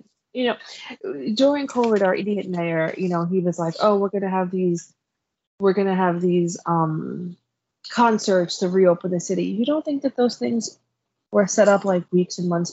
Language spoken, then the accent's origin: English; New York City, New York, United States; As a New Yorker